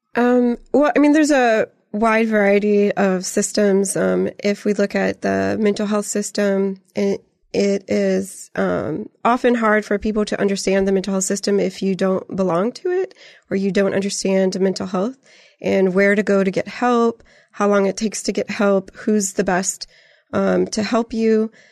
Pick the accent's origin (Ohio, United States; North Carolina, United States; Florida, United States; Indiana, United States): Indiana, United States; Griffith; moved away as an adult; also born or lived in San Antonio, Texas; now in Canyon Lake, United States; I'm from Northwest Indiana. I grew up in, um, Griffith, Indiana, and the Lake County area